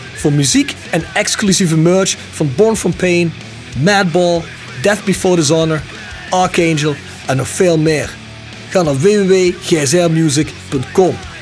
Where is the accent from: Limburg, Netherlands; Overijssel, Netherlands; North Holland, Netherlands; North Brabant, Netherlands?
Limburg, Netherlands; Kerkrade; now in Germany; Ik ben uit Limburg, ik ben uit Kerkrade